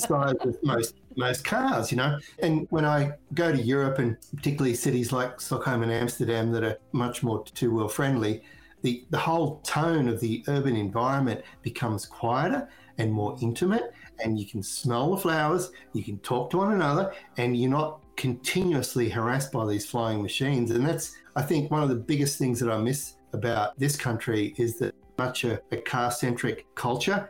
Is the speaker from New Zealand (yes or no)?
no; Australia; moved away; I'm originally from Australia